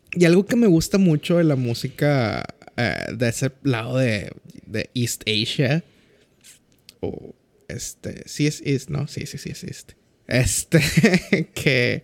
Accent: Mexico; En México, nuestro crush como mexicanos es …

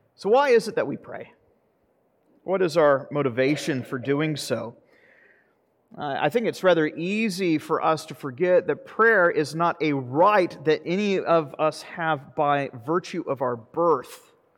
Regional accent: the South, United States; I'm from the South

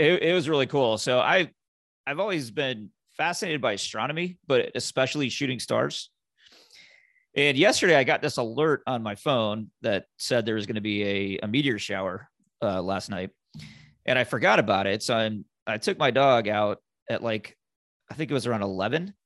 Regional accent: Indiana, United States; now in Florida, United States; I'm, I'm originally from Indiana

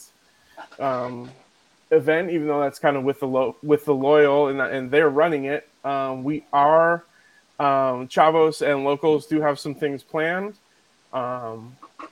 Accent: Philadelphia, Pennsylvania, United States; moved away; I'm from Philly

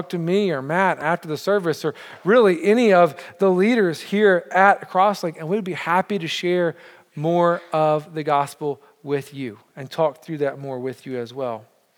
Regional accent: Montreal, Quebec, Canada; I say we because I know I'm from Montreal, but I feel like I'm part of your church.

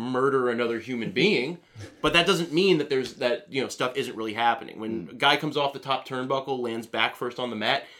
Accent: Orlando, Florida, United States; I grew up in Central Florida, which, you know, Orlando area

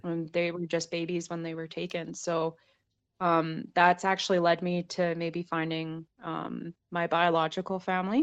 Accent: Saskatchewan, Canada; it's something that I grew up around in Saskatchewan a lot

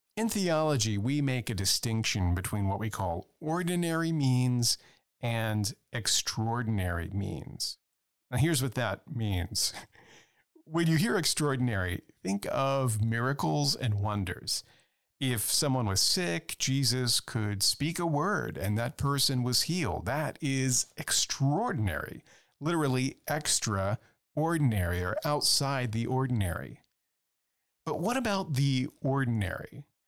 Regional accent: Louisiana, United States; I come from Louisiana, where there are constant hurricanes and floods

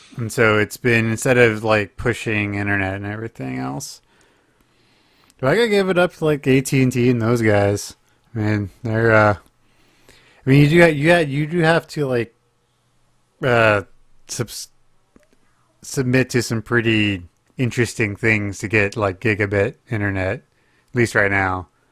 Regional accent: Oklahoma, United States; moved away; I'm being from my home state

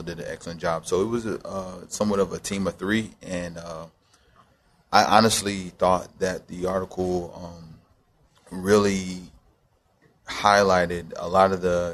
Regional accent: Knoxville, Tennessee, United States; also born or lived in Nuremberg, Germany; I was born in Nuremberg, Germany. I was raised in Knoxville, Tennessee

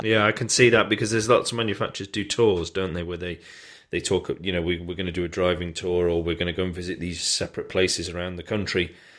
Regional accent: United Kingdom; we're British. We're very good at knocking ourselves and our own country

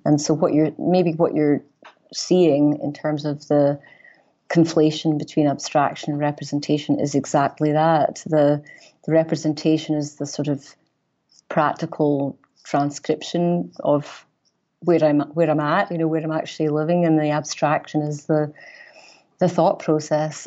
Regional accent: Aberdeen, Scotland, United Kingdom; moved away as an adult; also born or lived in Glasgow; now in Chicago, United States; I was born in Aberdeen, Northeast Scotland

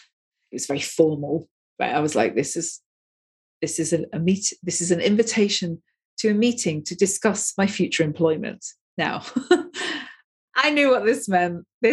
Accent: Manchester, North West England, United Kingdom; moved away as an adult; I'm a Northern girl. So I come from Manchester originally. I've lost a lot of my accent because I left there when I was 18 years of age.

